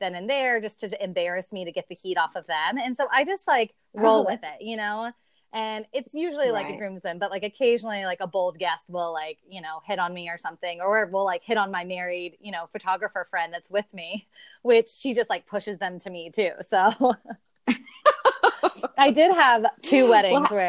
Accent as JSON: {"language": "English", "region": "the South", "country": "United States", "moved": "yes", "said": "I'm from the South"}